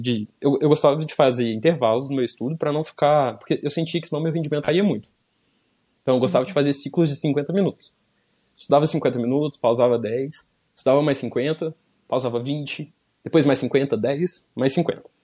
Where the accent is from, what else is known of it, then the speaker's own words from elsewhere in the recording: São João del Rei, Minas Gerais, Brazil; moved away as an adult; also born or lived in Belo Horizonte; eu sou de São João del Rei, interior de Minas Gerais